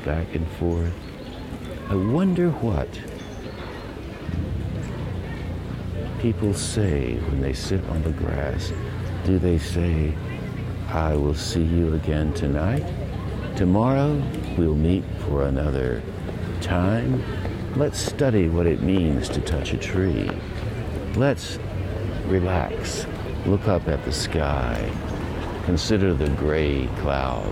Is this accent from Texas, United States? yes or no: no; Asheville, North Carolina, United States; growing up on Brevard Road in Asheville, North Carolina